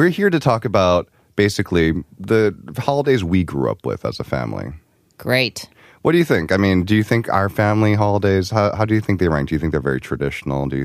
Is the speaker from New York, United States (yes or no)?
yes; New York, United States; especially the area that we grew up in, so we grew up in New York, um, areas with uh, big Asian populations